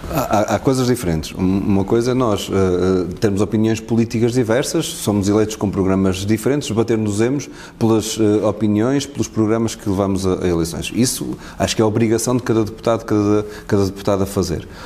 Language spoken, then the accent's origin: Portuguese; Castelo de Paiva, Aveiro District, Portugal; moved away as an adult; also born or lived in Porto; a minha adolescência e o período até antes de chegar à universidade, no Conselho de onde eu venho, que é de Castelo de Paiva